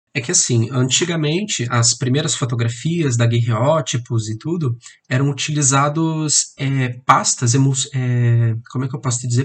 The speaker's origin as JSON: {"language": "Portuguese", "town": "Curitiba", "region": "Paraná", "country": "Brazil", "said": "eu sou aqui de Curitiba"}